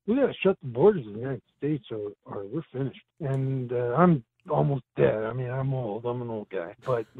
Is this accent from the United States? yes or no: no; Canada